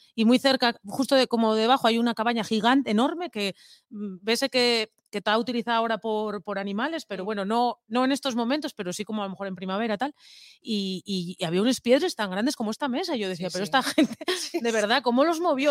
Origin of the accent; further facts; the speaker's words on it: Langreo, Asturias, Spain; soy del Langreo y tenemos ahí la Bayer